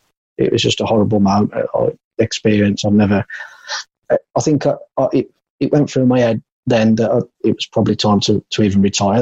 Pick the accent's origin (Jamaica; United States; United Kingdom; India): United Kingdom; Walsall, West Midlands; And I didn't fancy Walsall. I know it's my hometown club, and I've been and watched them loads of times.